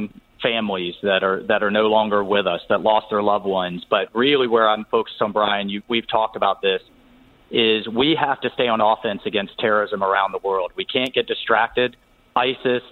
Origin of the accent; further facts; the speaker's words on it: Jacksonville, Florida, United States; my hometown, which is a fantastic place to have this convention